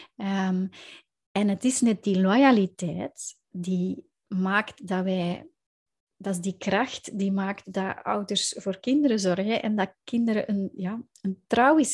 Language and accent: Dutch; Belgium; ik kom inderdaad uit België